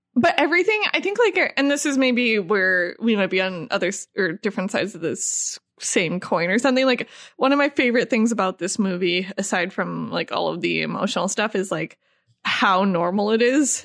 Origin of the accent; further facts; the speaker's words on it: Midwest, United States; we're both from the Midwest